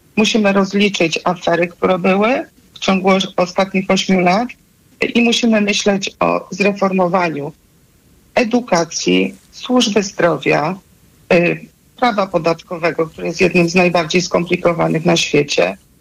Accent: Subcarpathian Voivodeship, Poland; ja jestem z Podkarpacia

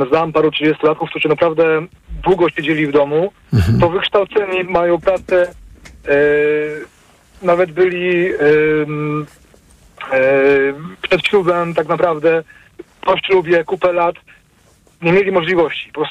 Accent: Wrocław, Lower Silesian Voivodeship, Poland; Jestem z Wrocławia, y, w dzielnicy 10 km od centrum

